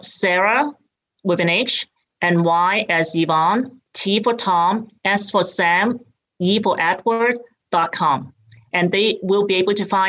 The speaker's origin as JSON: {"language": "English", "country": "Hong Kong", "tie": "born or raised there", "accent": "British", "moved": "as an adult", "lives_now": "United States", "said": "I grew up in Hong Kong, and I came here when I went to college."}